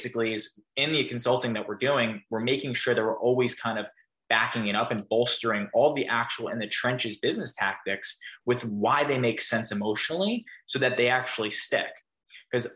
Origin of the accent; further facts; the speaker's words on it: New York, United States; I'm a New Yorker too